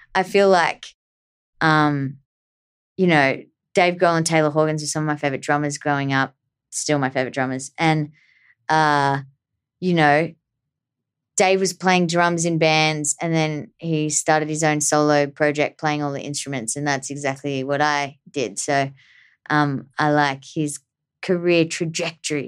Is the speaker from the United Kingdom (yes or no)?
no; Australia; growing up in Australia